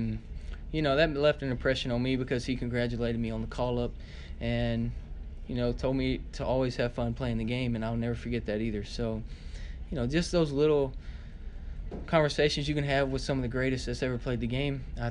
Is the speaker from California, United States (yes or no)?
no; Alabama, United States; when I was growing up in Alabama